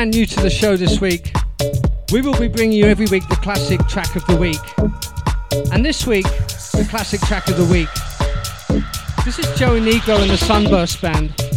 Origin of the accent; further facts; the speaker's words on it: Portsmouth, South East England, United Kingdom; moved away; my hometown of Portsmouth, UK